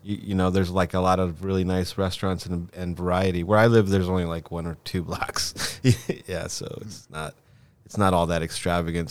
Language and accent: English; Los Angeles, California, United States; also born or lived in Lima, Peru; I came here when I was really young.